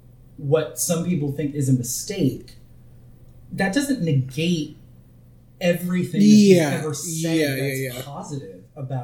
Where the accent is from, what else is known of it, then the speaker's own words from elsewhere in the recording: Bay Area, California, United States; When I was growing up in the Bay Area in California